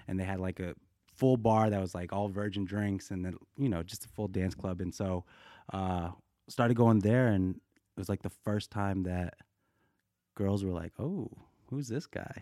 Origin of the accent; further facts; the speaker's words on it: Boulder, Colorado, United States; also born or lived in Korea; now in Los Angeles, United States; I grew up in Boulder, Colorado, three oh three